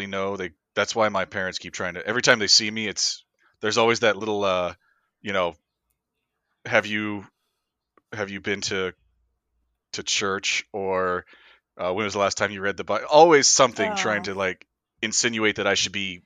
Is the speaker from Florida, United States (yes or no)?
yes; Florida, United States; moved away; I'm originally from Florida